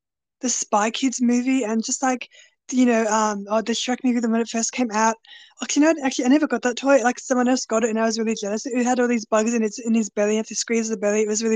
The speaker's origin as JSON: {"language": "English", "country": "Australia", "tie": "born or raised there"}